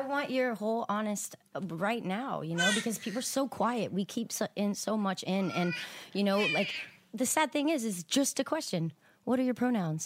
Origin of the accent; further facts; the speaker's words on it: Houston, Texas, United States; moved away as an adult; also born or lived in Abilene, Texas / Austin, Texas; now in Los Angeles, United States; I grew up in South Houston, um, born in Abilene but I moved out from Austin